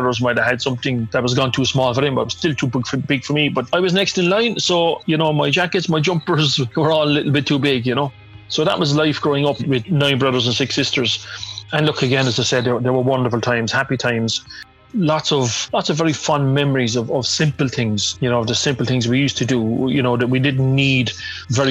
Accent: Limerick, Munster, Ireland; growing up in Ballinanty, where I grew up, my back garden was Thomond Park

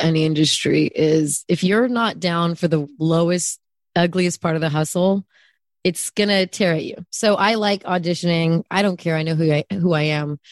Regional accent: Bay Area, California, United States; also born or lived in Germany / Austria; I am only from the Bay Area

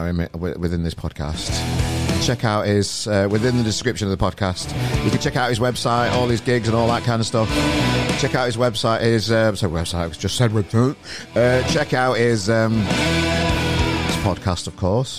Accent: Sheffield, Yorkshire and the Humber, United Kingdom; accent: Yorkshire twang; moved away as an adult; now in Manchester, United Kingdom; I'm not from here originally. I'm from Sheffield originally

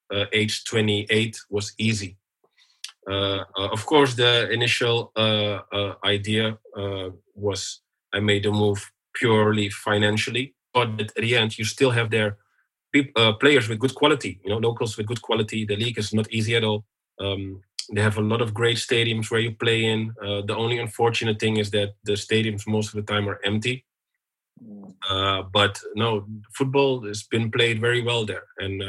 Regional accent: Amsterdam, North Holland, Netherlands; moved away as an adult; also born or lived in Turkey / United Arab Emirates / Germany; growing up in Belmer

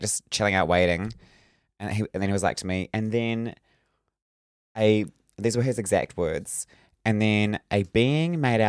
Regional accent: Northland, New Zealand; I'm from Northland.

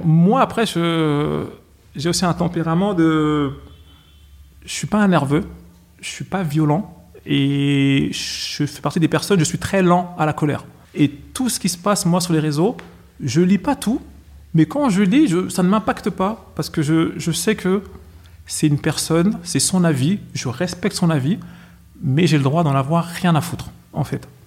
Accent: Villiers-le-Bel, Île-de-France, France; je suis de Villiers-le-Bel

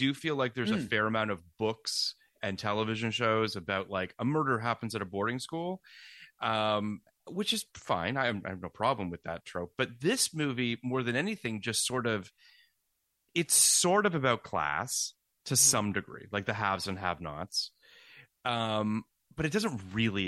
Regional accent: Toronto, Ontario, Canada; now in United States; I grew up in Toronto

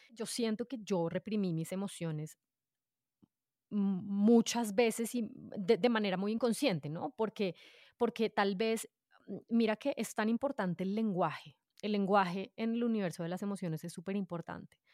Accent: Bogotá, Colombia; yo nací en Bogotá, soy adoptada y pues mis papás me adoptaron desde que yo era chiquitina

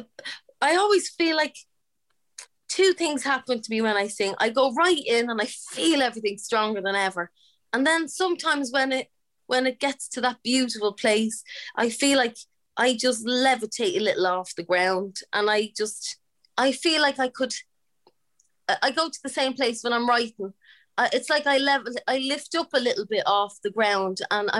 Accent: Dublin, Leinster, Ireland; born or raised there

